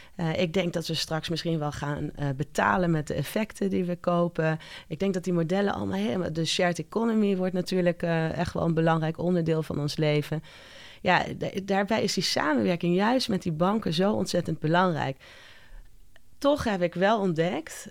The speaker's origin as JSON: {"language": "Dutch", "country": "Curaçao", "tie": "born or raised there", "moved": "yes", "said": "Ik ben geboren en getogen op Curaçao"}